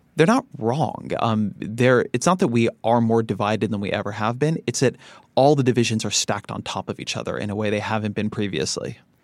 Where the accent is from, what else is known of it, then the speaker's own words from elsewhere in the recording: Irvine, California, United States; also born or lived in Washington, D.C.; I grew up in Irvine, California.